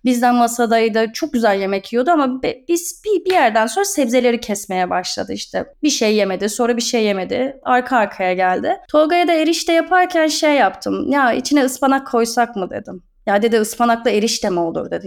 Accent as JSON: {"language": "Turkish", "region": "Istanbul", "country": "Turkey", "tie": "born or raised there", "moved": "as an adult", "lives_now": "Erdek, Turkey", "said": "İstanbul Beylerbeyi doğumluyum ben. Boğaz çocuğuyum"}